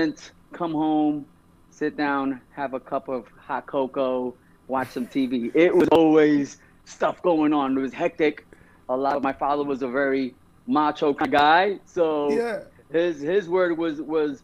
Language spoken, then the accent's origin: English; New York City, New York, United States; I was born in Hollis, Queens